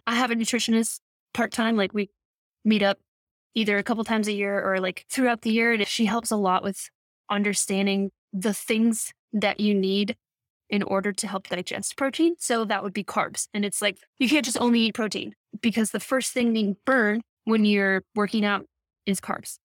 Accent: Midwest, United States; I grew up in the Midwest

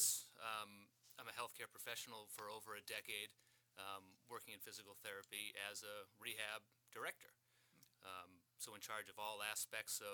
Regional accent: Brockton, Massachusetts, United States; moved away as an adult; now in Marshfield, United States; I'm from Brockton originally. I've lived in Marshfield for 14 years now.

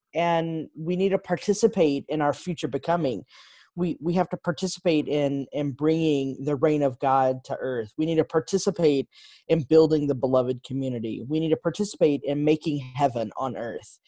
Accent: Texas, United States; moved away as an adult; also born or lived in Chicago; I grew up in Texas

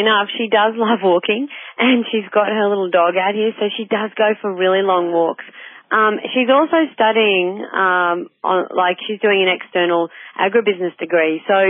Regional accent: Darling Downs, Queensland, Australia; moved away as an adult; also born or lived in Goondiwindi, Queensland / Sunshine Coast, Queensland; I'm from the Darling Downs originally, and so that was like farming country.

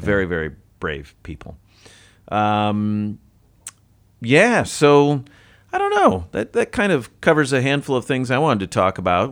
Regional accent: United States; I'm an American

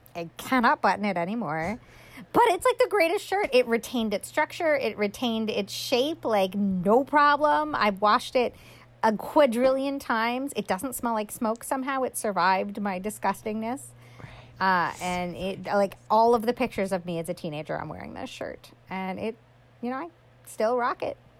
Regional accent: New York, United States; moved away; I'm from New York a lot of my very close friends still live in New York

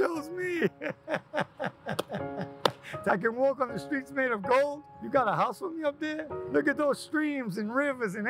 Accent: New York, United States; I grew up in New York, grew up in Queens.

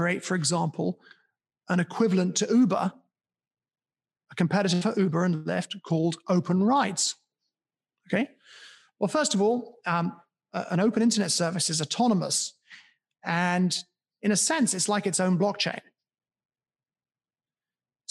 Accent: United Kingdom; my hometown. In my hometown in the UK

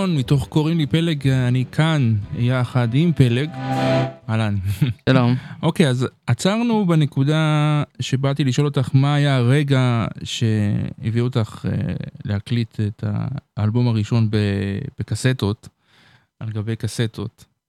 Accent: Beersheba, Southern District, Israel; אני גדלתי בבאר שבע.

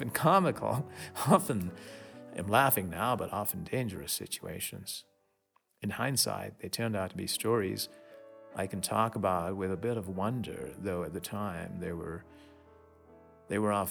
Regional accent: Mumbai, Maharashtra, India; a little boy growing up in Bombay in India, a suburb of Bombay

